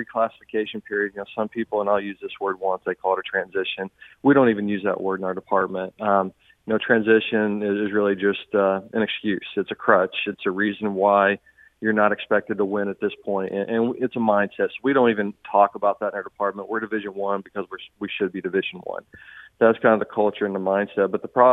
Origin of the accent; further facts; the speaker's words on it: Southern Indiana, United States; now in St. Charles, United States; I grew up in Southern Indiana